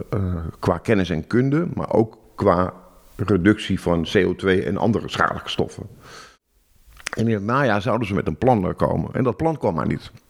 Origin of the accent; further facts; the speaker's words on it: Amsterdam, North Holland, Netherlands; Ik kom uit Amsterdam, ik woon hier pas zes jaar.